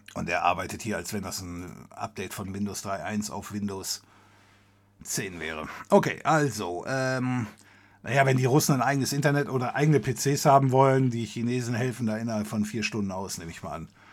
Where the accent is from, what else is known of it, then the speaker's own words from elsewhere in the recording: Germany; wir als Deutsche